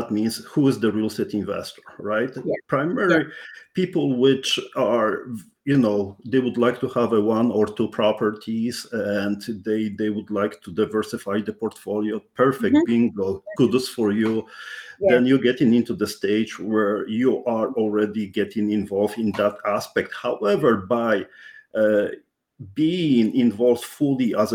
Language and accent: English; Poland; English is a second language; now in Canada; I'm Polish born, Canadian, first generation immigrant. So that's something which you may even realize by my strong accent